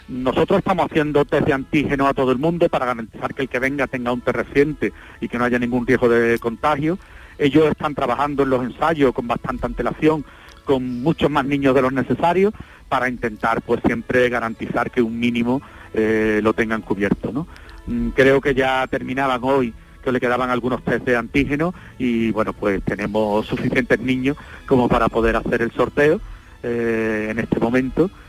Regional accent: Andalusia, Spain; que eso siempre lo tengo porque es mi tierra y siempre, siempre me acuerdo, ¿no? Muchos años en Sevilla

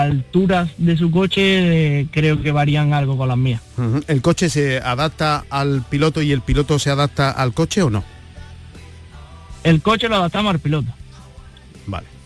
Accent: Andalusia, Spain; somos de ahí de Andalucía, estamos acostumbrados a calor

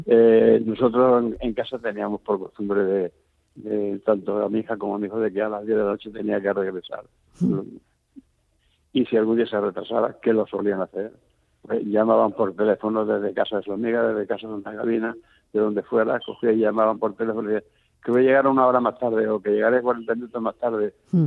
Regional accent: Andalusia, Spain; now in Barcelona, Spain; estoy hablando con una persona en Barcelona, aunque somos andaluces

